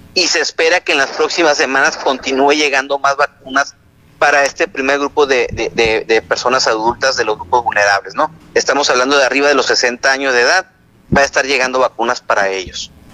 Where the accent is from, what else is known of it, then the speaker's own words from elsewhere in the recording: Sonora, Mexico; así somos los mexicanos, así somos los sonorenses.